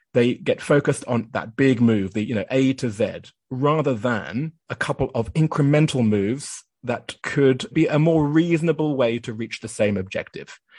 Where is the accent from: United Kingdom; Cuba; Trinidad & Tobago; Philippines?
United Kingdom; moved away as an adult; also born or lived in Japan